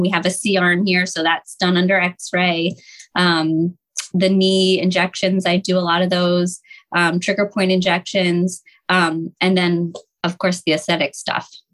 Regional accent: Montgomery County, Pennsylvania, United States; I grew up in Monco

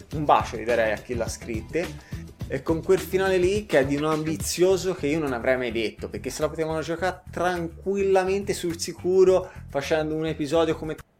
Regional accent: Livorno, Tuscany, Italy; moved away as an adult; now in Helsinki, Finland; vengo dalla Toscana, Livorno, sono a Helsinki da due anni

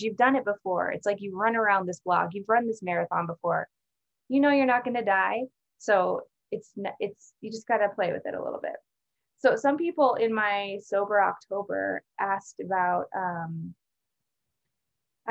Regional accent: Alaska, United States; moved away; also born or lived in San Francisco; I'm from Alaska

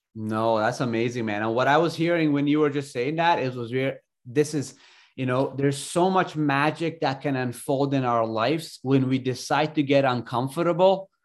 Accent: Ontario, Canada; moved away as an adult; also born or lived in Afghanistan / Alberta, Canada; I came to Canada when I was younger and thirty-one now, but I grew up in Ontario, went to school there

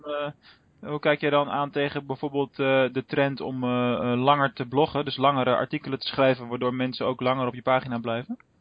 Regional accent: Rotterdam, South Holland, Netherlands; moved away as an adult; now in Venlo, Netherlands; mijn thuisbasis ligt in, in Rotterdam. Eh, hoewel we nu, ik nu al ruim 10, 11 jaar in, eh, in Venlo eh, werk en woon

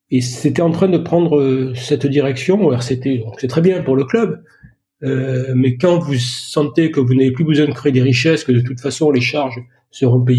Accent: Ollioules, Provence-Alpes-Côte d'Azur, France; born there; ben, Je suis né à Oulioul, c'est à côté de Toulon.

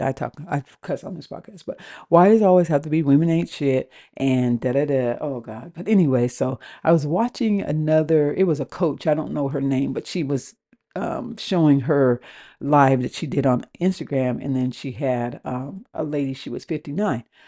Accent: West Coast, United States; moved away as an adult; also born or lived in Washington; now in New Orleans, United States; I live in New Orleans, and I am from the West Coast.

